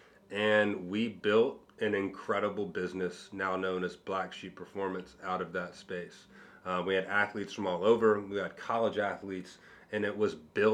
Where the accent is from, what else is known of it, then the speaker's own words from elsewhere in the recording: Cincinnati, Ohio, United States; also born or lived in Miami Beach; go back to my hometown